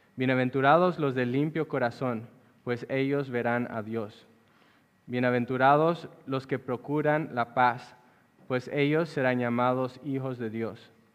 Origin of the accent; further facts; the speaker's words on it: La Paz, Bolivia; En la ciudad donde yo nací, que es la ciudad de La Paz, Bolivia